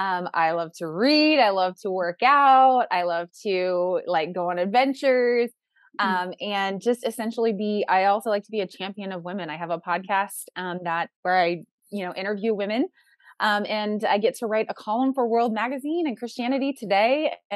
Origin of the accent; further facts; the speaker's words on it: Midwest, United States; I'm from the Midwest, so there's that angle of people get married younger in the Midwest.